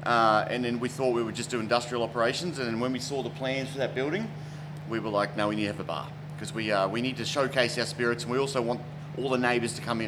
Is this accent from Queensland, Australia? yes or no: yes; Queensland, Australia; now in Melbourne, Australia; So I came to Melbourne from Queensland, and I moved into the western suburbs of Melbourne